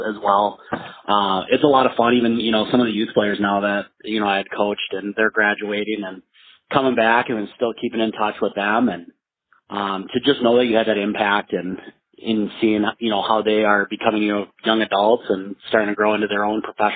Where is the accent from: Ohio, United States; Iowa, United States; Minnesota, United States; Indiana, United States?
Minnesota, United States; Delano; also born or lived in Coon Rapids, Minnesota; I grew up in Delano, so that's where I played hockey, and grew up in that community.